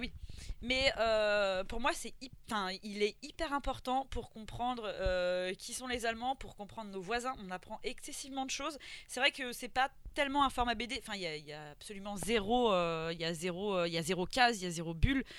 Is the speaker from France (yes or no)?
yes; France; moi ça me semble complètement fou en tant que française